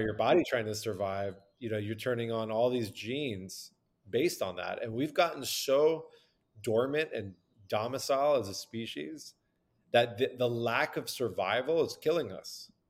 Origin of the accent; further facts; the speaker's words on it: Southern California, United States; I'm born and raised in Southern California with ancient Persian roots